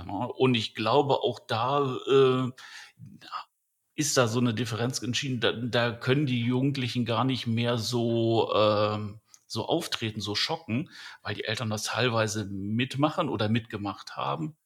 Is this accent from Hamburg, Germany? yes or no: no; Düsseldorf, North Rhine-Westphalia, Germany; ich bin in Düsseldorf aufgewachsen